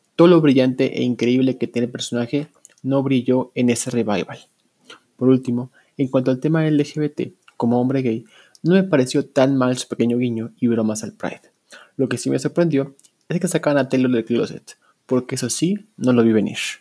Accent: Mexico City, Mexico; soy de la Ciudad de México y desde aquí escucho el, podcast.

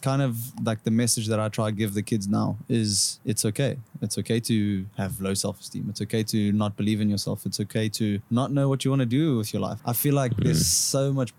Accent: South Africa; So obviously being South African and having South African friends and stuff, you know, we camp a lot, right?

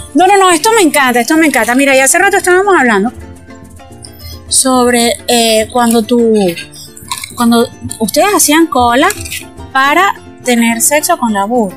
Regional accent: Los Llanos, Venezuela; yo también soy llanera y mi mamá es llanera

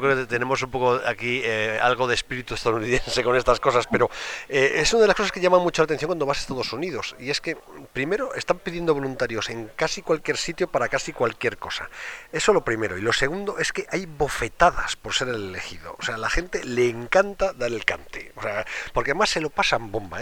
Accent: Spain; somos españoles y aquí estamos acostumbrados

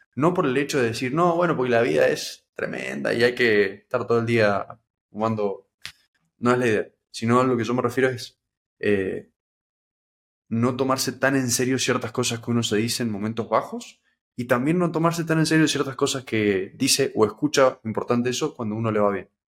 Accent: Mendoza, Argentina; yo no tengo parientes acá, yo soy de Mendoza

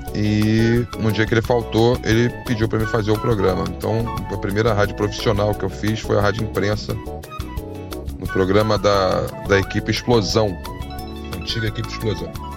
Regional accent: Rio de Janeiro, Brazil; also born or lived in Tijuca, Rio de Janeiro; sou nascido na Tijuca, mas sempre morei em Jacarepaguá

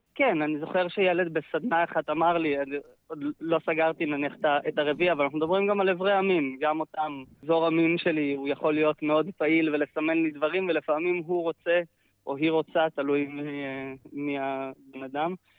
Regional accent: Ein Dor, Northern District, Israel; גר בקיבוץ עין-דור, uh, פחות או יותר כל חיי, נולדתי שם, חוץ מגיחות קטנות החוצה ללימודים, uh, גרתי שם כל החיים

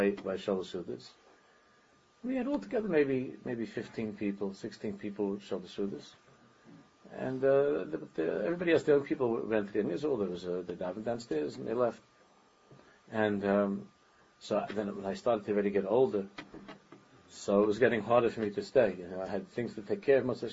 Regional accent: New York City, New York, United States; where I grew up in Daven, where we lived in Queens

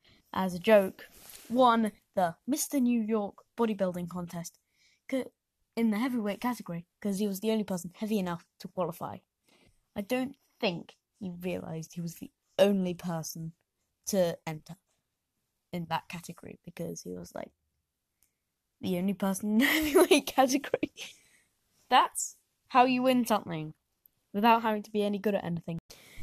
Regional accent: South West England, United Kingdom; Listen, I am actually from Devon, okay? You can't really hear it from my accent, but I'm from Devon, okay?

